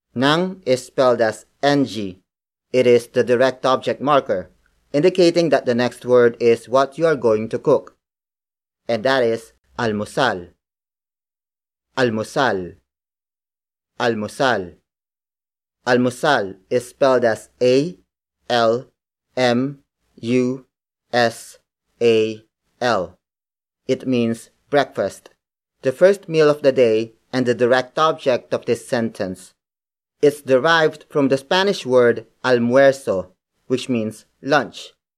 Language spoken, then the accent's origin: English; Philippines; As a Filipino born and raised in the Philippines